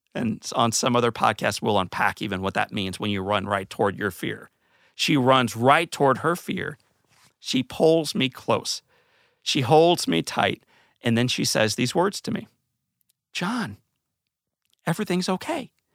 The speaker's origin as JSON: {"language": "English", "town": "St. Louis", "region": "Missouri", "country": "United States", "tie": "born or raised there", "said": "When I was a kid, I grew up in Saint Louis, Missouri"}